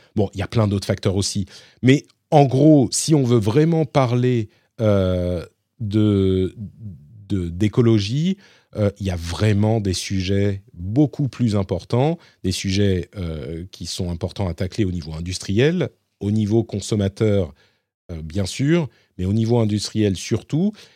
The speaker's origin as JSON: {"language": "French", "town": "Paris", "region": "Île-de-France", "country": "France", "said": "je suis parisien"}